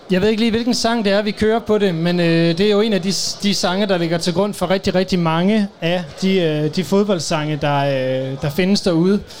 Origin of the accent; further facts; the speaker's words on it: North Denmark Region, Denmark; vi kommer fra Nordjylland